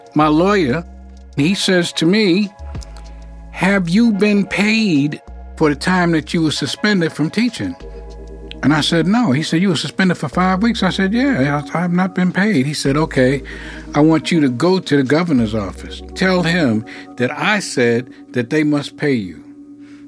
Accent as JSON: {"language": "English", "region": "New York", "country": "United States", "tie": "born or raised there", "moved": "yes", "said": "I'm from New York. You know, I grew up in Harlem"}